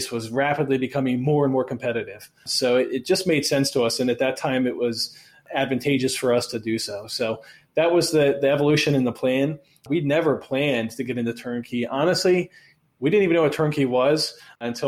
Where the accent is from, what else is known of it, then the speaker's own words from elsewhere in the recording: Baltimore, Maryland, United States; we're both from Baltimore. We both live in Baltimore.